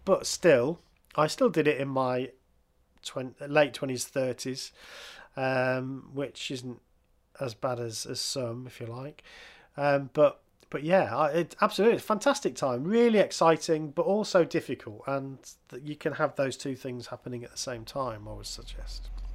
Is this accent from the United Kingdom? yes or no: yes; England, United Kingdom; I'm an English person